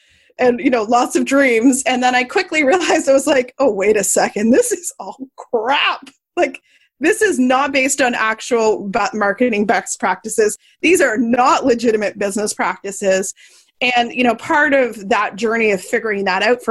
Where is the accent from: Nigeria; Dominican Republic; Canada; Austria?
Canada; I'm Canadian.